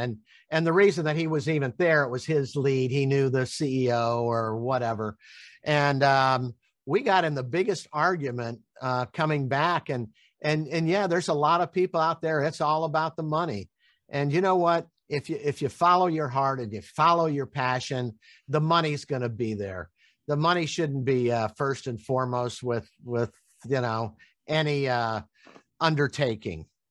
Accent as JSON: {"language": "English", "town": "Tampa", "region": "Florida", "country": "United States", "said": "I'm from Tampa, Florida."}